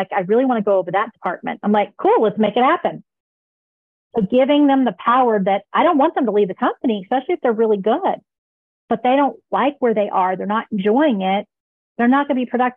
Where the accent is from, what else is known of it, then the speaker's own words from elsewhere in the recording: United States; I am American